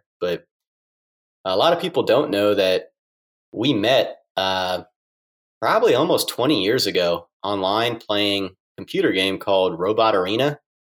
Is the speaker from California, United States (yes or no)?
no; Columbus, Ohio, United States; I basically lived here my whole life. I grew up here in Columbus and basically went to school here in Columbus my whole entire life, went to Ohio State.